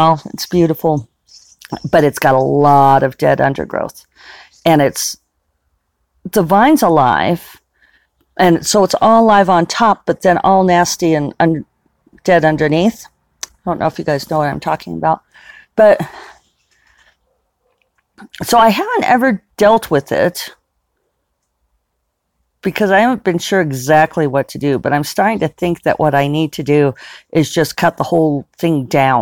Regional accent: Denver, Colorado, United States; now in Santa Fe, United States; the house I grew up in Denver

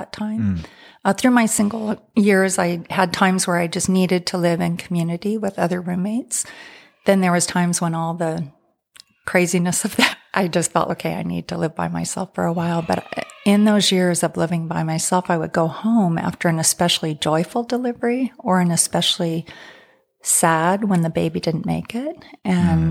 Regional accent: San Francisco, California, United States; I came from Northern California, San Francisco area, where that's just part of what a lot of people do is go to college and then think about marriage and family

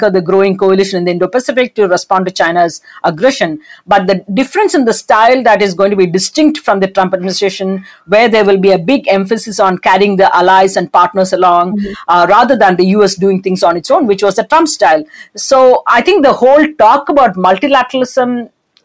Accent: India; as an Indian

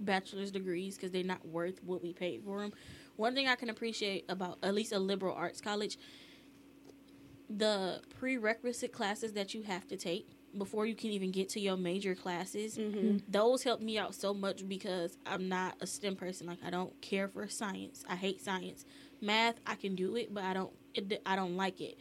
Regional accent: Detroit, Michigan, United States; I grew up in Detroit, so it's like one big HBCU

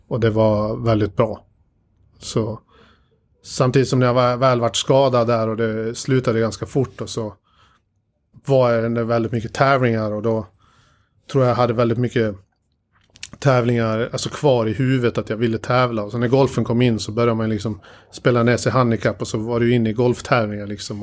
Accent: Dalarna County, Sweden; moved away; när jag bodde hemma i Dalarna de två första åren

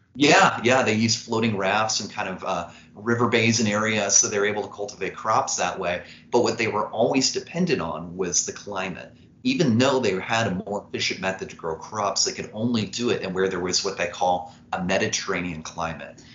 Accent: Evansville, Indiana, United States; I'm from Evansville, Indiana, which is the southernmost point of the state, right on the Kentucky border. And after growing up in this town

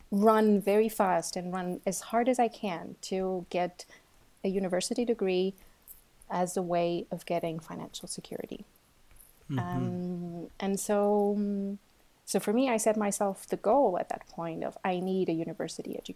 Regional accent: Porto, Norte, Portugal; moved away as an adult; now in Switzerland; I'm originally from Portugal.

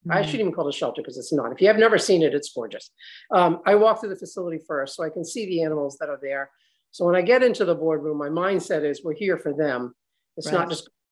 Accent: Newport, Rhode Island, United States; also born or lived in Charleston, South Carolina; we moved here when I was 2. My dad was in the Navy. So I was born in Charleston, South Carolina. Then he was stationed up here in Newport

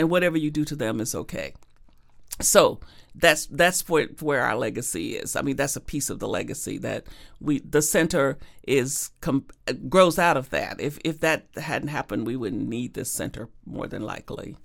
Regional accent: Arkansas, United States; growing up in Arkansas and segregated Arkansas with a sharecropping father

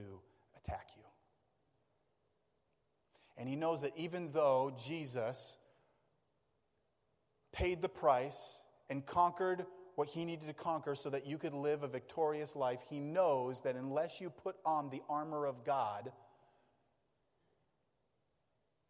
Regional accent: Maine, United States; we grew up in Maine. So we grew up in the great outdoors

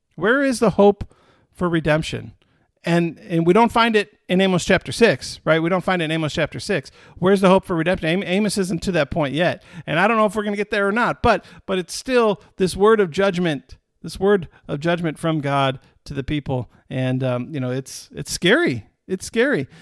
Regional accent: Michigan, United States; moved away; my home state.

